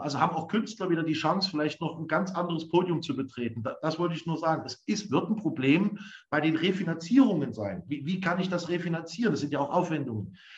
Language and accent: German; Leipzig, Saxony, Germany; als Leipziger